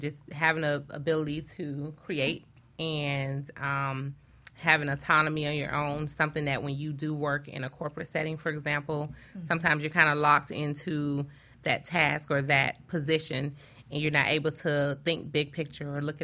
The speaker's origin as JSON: {"language": "English", "country": "Jamaica", "said": "I am Jamaican"}